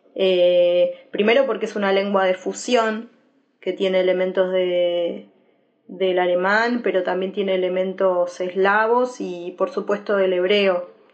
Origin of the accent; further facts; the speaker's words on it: Argentina; nací en Argentina